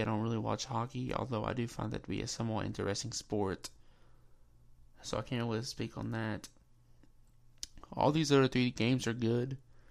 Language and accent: English; Kentucky, United States; I'm from Kentucky